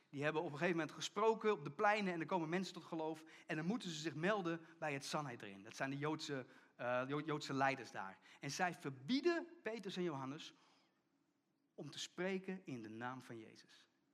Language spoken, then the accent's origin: Dutch; Netherlands; gingen we als Nederlanders naar de kerk